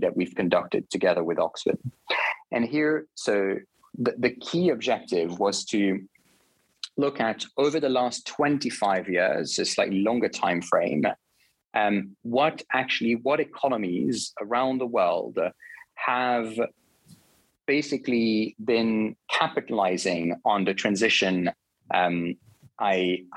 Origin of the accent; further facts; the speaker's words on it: Switzerland; I'm originally from Switzerland. I grew up there